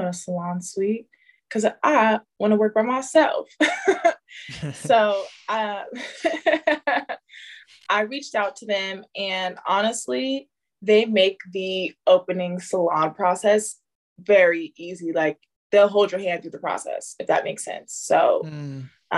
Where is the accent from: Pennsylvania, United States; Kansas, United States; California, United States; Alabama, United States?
California, United States; San Diego; also born or lived in Detroit, Michigan; I'm Detroit born, San Diego raised